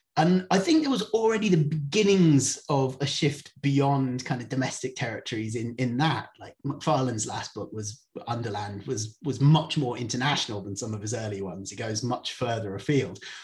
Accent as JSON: {"language": "English", "area": "Cornwall", "region": "South West England", "country": "United Kingdom", "also_born_or_lived": "Indonesia", "moved": "as an adult", "said": "I'm from Cornwall, so I'm a surfer"}